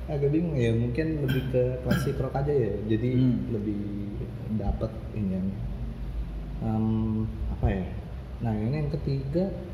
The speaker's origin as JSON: {"language": "Indonesian", "town": "Bekasi", "region": "West Java", "country": "Indonesia", "said": "kita dari Bekasi"}